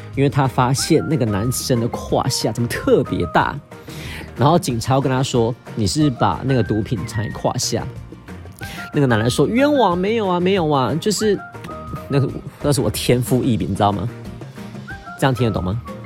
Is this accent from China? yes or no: no; Taiwan; 我是台湾来的